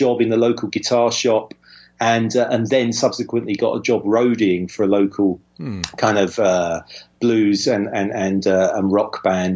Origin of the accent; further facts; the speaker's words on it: Southend-on-Sea, East of England, United Kingdom; also born or lived in East London; I grew up in a slightly at the time a slightly shabby seaside town called Southend-on-Sea